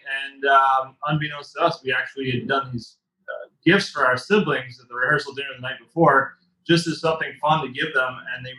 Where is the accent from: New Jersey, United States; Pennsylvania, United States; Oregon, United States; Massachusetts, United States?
Massachusetts, United States; Scituate; I grew up South Shore. I grew up in Scituate, Massachusetts.